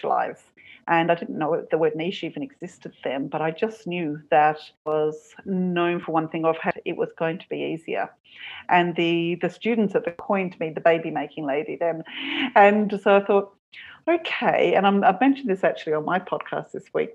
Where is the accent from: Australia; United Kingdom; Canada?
Australia; Perth, Western Australia; moved away as an adult; also born or lived in Sydney, Australia; now in Cork, Ireland; My hometown was Perth, 3,000 miles away